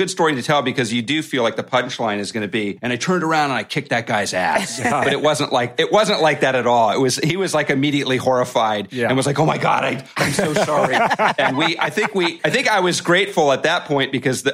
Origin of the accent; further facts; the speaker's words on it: Ohio, United States; I'm from Ohio